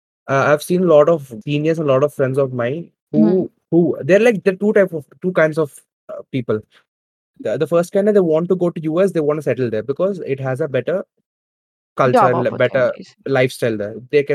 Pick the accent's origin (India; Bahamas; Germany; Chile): India; one thing I'm proud of being an Indian